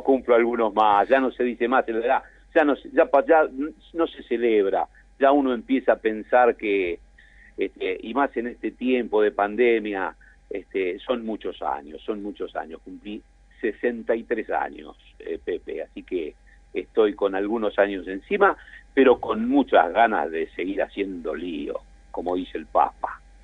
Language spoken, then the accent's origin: Spanish; Turdera, Buenos Aires Province, Argentina; cuando mi viejo se viene a vivir acá en el año 57, yo tenía siete, ocho meses, este, y entonces yo de pide empecé a, andar por las calles de Turdera